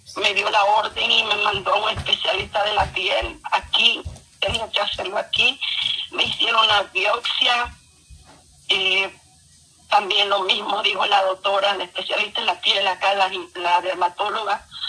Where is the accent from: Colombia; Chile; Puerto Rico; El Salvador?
El Salvador; yo soy de El Salvador